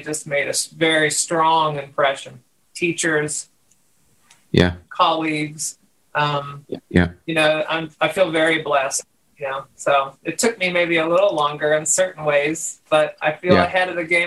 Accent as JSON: {"language": "English", "region": "West Virginia", "country": "United States", "tie": "born or raised there", "also_born_or_lived": "Akron, Ohio", "moved": "as an adult", "said": "And then my parents, shortly from there, moved back to West Virginia, where they're from. And so I grew up in West Virginia"}